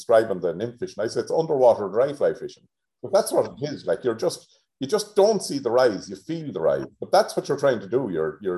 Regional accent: Tubbercurry, Connacht, Ireland; I grew up in Tubbercurry in Sligo

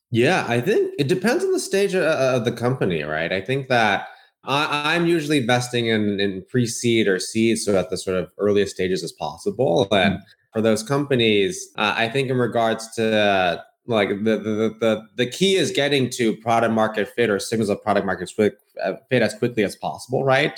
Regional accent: Bay Area, California, United States; I grew up in the Bay Area

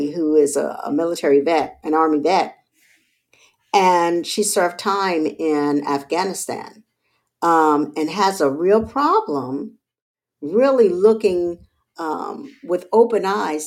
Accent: Charleston, South Carolina, United States; born or raised there; also born or lived in Texas

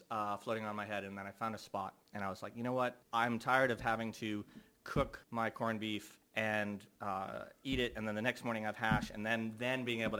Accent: Georgia, United States; also born or lived in Boston, Massachusetts / Portland, Oregon; now in Melbourne, Australia; I was born in Boston, grew up in Georgia.

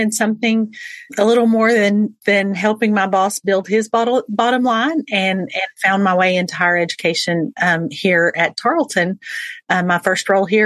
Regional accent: Texas, United States; I am born and raised in Texas

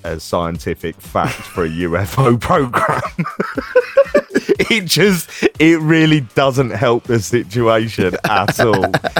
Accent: North West England, United Kingdom; accent: Scouse; Now, I'm not having a go at the Scouse accent here. Right. I know my accent is what it is.

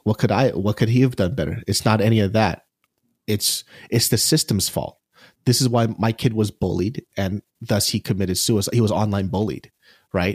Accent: United States; I'm Asian American

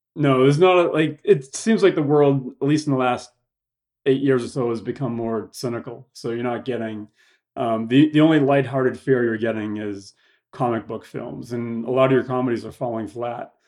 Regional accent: Boston, Massachusetts, United States; moved away as an adult; now in Los Angeles, United States; I'm from Boston, Mass. Moved out here after I graduated from college, here being Los Angeles

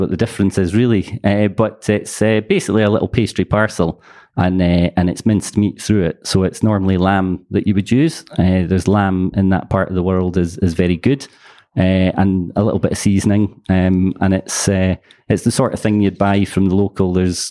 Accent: Edinburgh, Scotland, United Kingdom; moved away as an adult; also born or lived in Glasgow / Dundee / St Andrews; now in West Cork, Ireland; So I was born in Glasgow, but spent the first 7 or 8 years of my life in Dundee. Ever since then, I think it was in the late 80s, we moved to Edinburgh or just outside Edinburgh. And that's still where mum and dad live now.

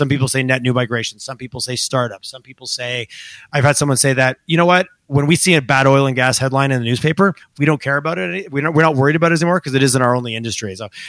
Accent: Montreal, Quebec, Canada; now in Calgary, Canada; when I first moved here back in 2000, there was a moment of like, I was from Montreal and that whole scene, I moved here.

